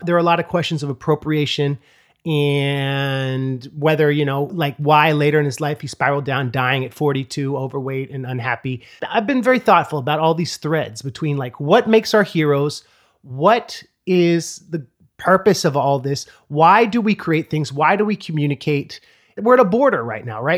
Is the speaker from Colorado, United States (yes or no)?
no; California, United States; I'm from California